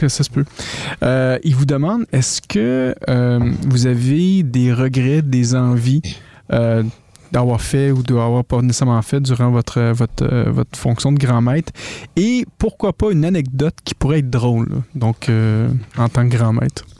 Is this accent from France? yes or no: no; Quebec, Canada; accent: Québécois (strong); que des petits Québécois décident de parler de maçonnerie, que les Français ont de la misère à nous, entendre des fois parce que mon accent est tellement fort